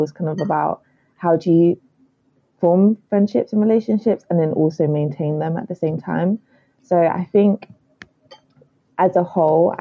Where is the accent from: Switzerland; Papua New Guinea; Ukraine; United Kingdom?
United Kingdom; London; I grew up in Southeast London, still where I am now